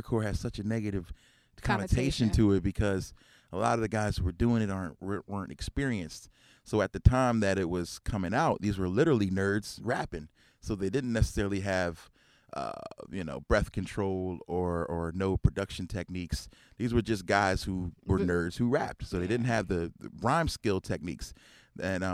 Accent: Philadelphia, Pennsylvania, United States; growing up in Philly

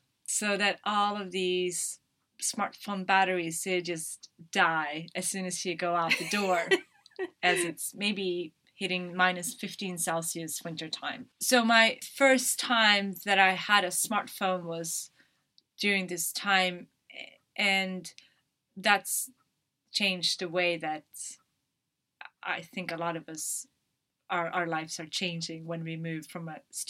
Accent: Umeå, Västerbotten County, Sweden; English is a second language; I went back to my hometown, and that's when I went to university. It's called Umeå.

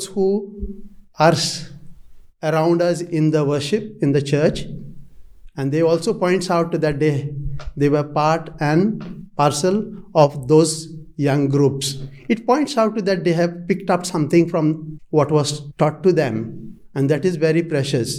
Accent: India; moved away as an adult; now in Adelaide, Australia; I'm coming from India and this is my third year

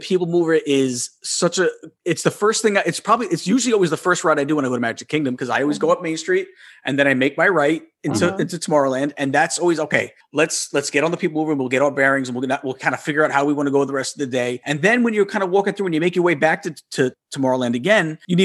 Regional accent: Long Island, New York, United States; moved away as an adult; also born or lived in Suffolk County, New York; now in Florida, United States; I am a New Yorker. I'm Long Island, but now I'm actually, I just moved down to Florida

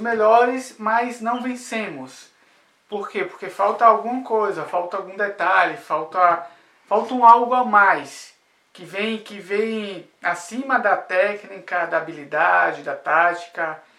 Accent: Brazil

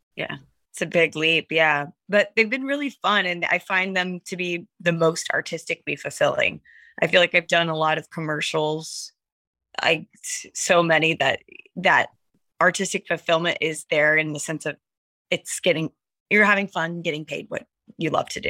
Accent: the South, United States; also born or lived in New York; now in Atlanta, United States; I'm from the South originally. My parents are in North Carolina

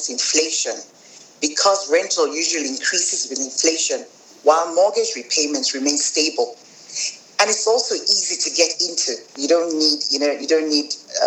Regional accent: Nigeria; moved away as an adult; now in South Africa; I am from Nigeria. My father is Nigerian

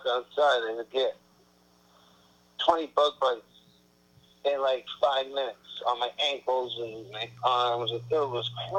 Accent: Pasadena, California, United States; also born or lived in Hollywood, Los Angeles; Pasadena. Well, I was born in Hollywood

